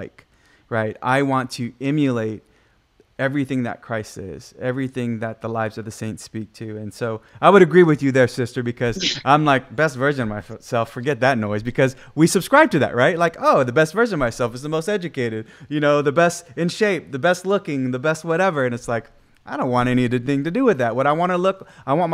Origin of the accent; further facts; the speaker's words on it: Guam; I'm from the island of Guam.